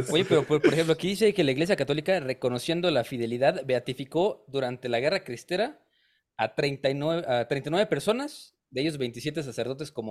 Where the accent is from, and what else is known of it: Mexico